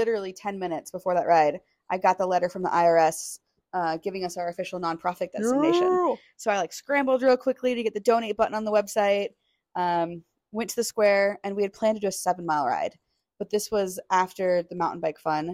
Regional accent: Seattle, Washington, United States; now in Bentonville, United States; I'm from Seattle. I'm used to riding bikes in the rain

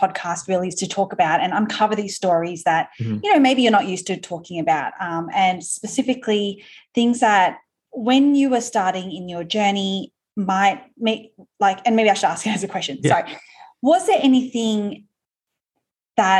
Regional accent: Australia; accent: Aussie; my Aussie accent

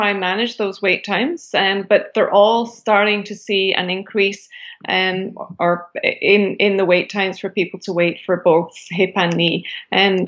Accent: United Kingdom; moved away as an adult; now in Canada; I am originally from Britain

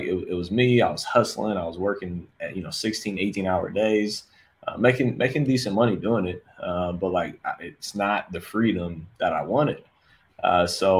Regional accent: Columbus, Ohio, United States; moved away as an adult; now in Fort Lauderdale, United States; born and raised in Columbus, Ohio

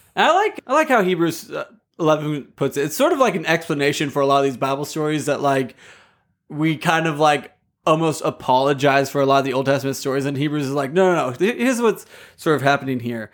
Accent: United States; I oftentimes over overemphasize myself as an American.

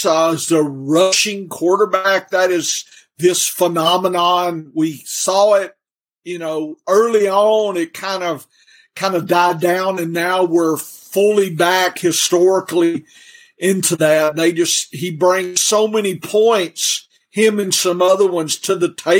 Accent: Louisiana, United States; moved away as an adult; now in Arkansas, United States; lived in Louisiana most of my life

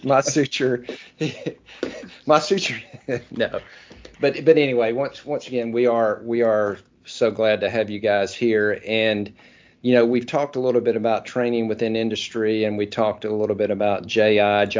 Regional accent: near Oxford, Mississippi, United States; Oxford, Mississippi, which is right down the road from my hometown

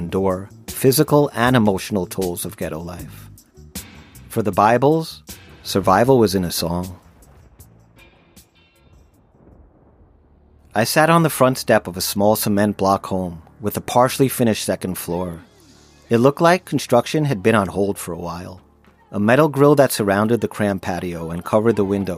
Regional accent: Long Island, New York, United States; as a teenager growing up on Long Island

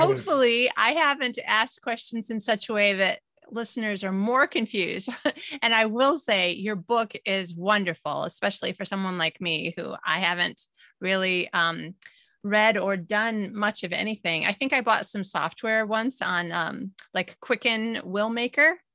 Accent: United States; moved away as an adult; now in Sweden; I'm an American citizen, but living in Sweden. All of my family is in the U S.

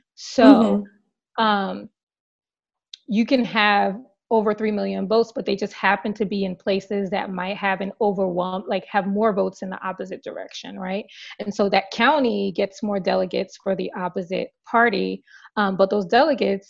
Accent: New Jersey, United States; also born or lived in Washington, D.C.; I was born and raised in New Jersey

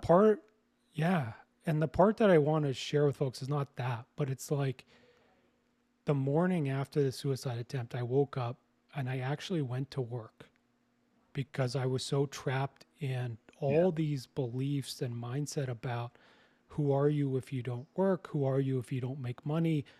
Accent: Canada; moved away as an adult; also born or lived in British Columbia; now in Costa Rica; I'm Canadian

